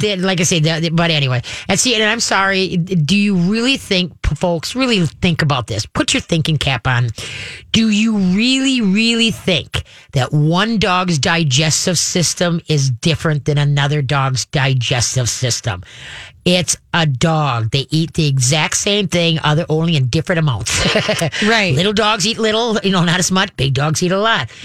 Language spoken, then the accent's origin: English; Minnesota, United States; I'm Minnesotan.